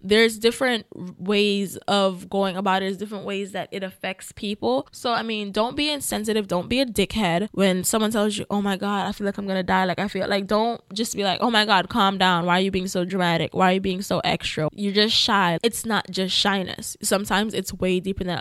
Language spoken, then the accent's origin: English; Jamaica; I'm Jamaican. Yes, I was born there